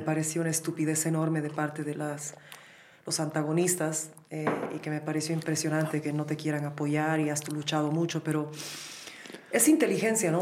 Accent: Bolivia; also born or lived in United States; cuando yo crecí en Bolivia era así. Yo nací el 81 en Bolivia

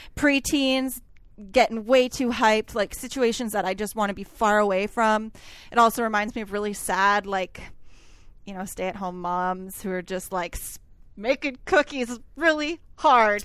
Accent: Canada; I'm a Canadian who doesn't speak French

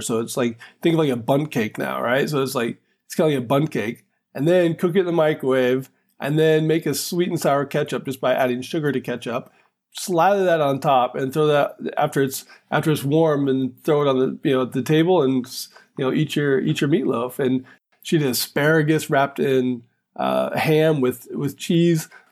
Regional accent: West Coast, United States; moved away; also born or lived in Philadelphia; growing up on the West Coast in a small town

